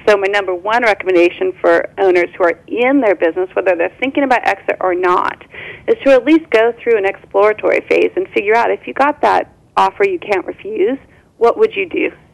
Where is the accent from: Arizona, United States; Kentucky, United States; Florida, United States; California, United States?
California, United States; Orange County; I was born and raised in Orange County, California